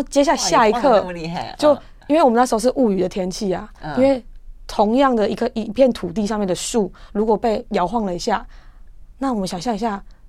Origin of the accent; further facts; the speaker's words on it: Taiwan; “就是来自台湾。”